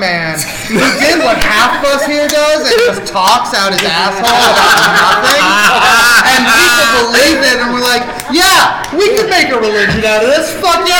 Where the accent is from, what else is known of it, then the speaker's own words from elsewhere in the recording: Utah, United States; I grew up in Utah.